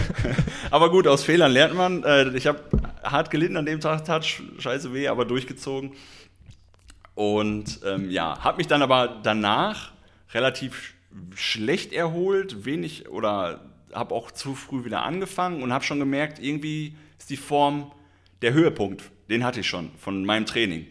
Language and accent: German; Schermbeck, North Rhine-Westphalia, Germany; moved away; also born or lived in Bochum; ich komme ursprünglich aus Schermeck